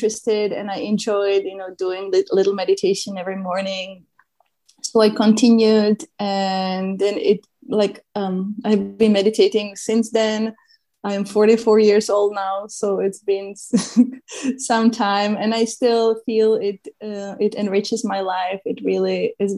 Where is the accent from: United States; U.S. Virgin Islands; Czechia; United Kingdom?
Czechia; moved away; I grew up in Czech Republic, and Czech Republic doesn't have an ocean or sea.